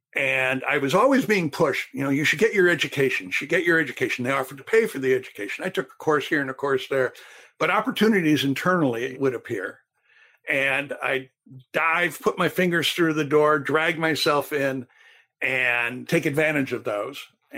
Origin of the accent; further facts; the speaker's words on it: Turkey; also born or lived in Thailand; You know, I grew up in Turkey and Thailand. I didn't grow up in Illinois.